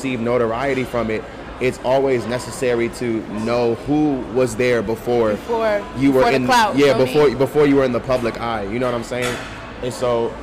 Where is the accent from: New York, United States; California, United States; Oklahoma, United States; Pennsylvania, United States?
New York, United States; Rockland County; also born or lived in North Carolina; we grew up in Rockland County, which is in upstate New York.